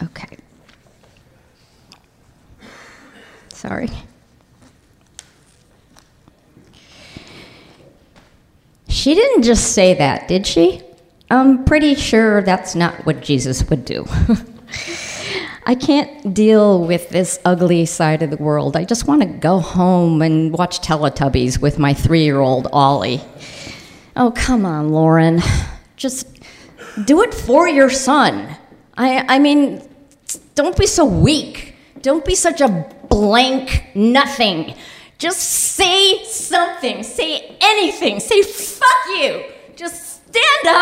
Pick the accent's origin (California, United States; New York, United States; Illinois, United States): Illinois, United States; Highland Park; I grew up in Highland Park, Illinois, an all-Jewish suburb